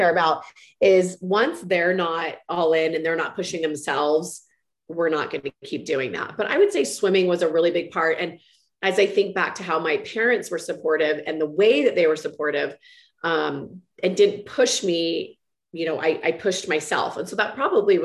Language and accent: English; Walnut Creek, California, United States; I grew up in Walnut Creek, California, which is kind of East Bay of San Francisco